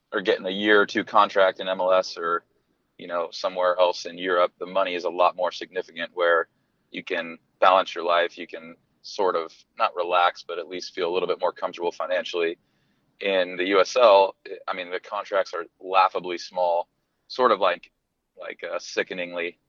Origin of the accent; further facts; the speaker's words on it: East Bay, California, United States; I grew up in the East Bay, California. I'm from the Bay Area